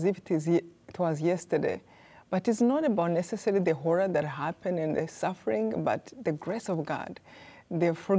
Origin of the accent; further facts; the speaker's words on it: Rwanda; I was born in Rwanda